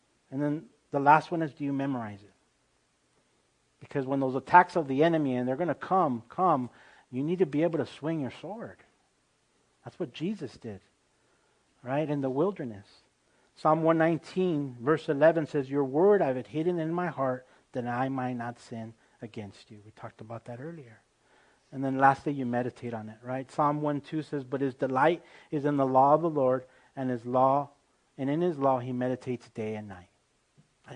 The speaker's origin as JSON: {"language": "English", "country": "United States", "said": "I'm an American through and through, but I also grew up speaking the Spanish language"}